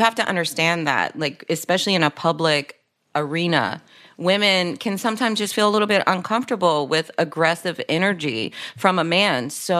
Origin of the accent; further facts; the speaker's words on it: Dayton, Ohio, United States; It was just like, where are you from? Dayton, Ohio.